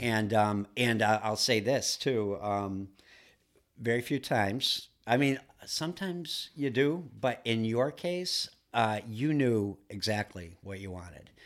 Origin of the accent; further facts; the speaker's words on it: Duluth, Minnesota, United States; now in Massachusetts, United States; I grew up in Duluth, Minnesota